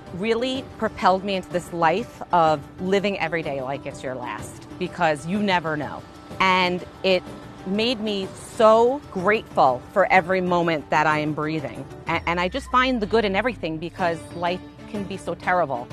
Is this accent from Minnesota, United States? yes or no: no; Long Island, New York, United States; I am from Long Island, New York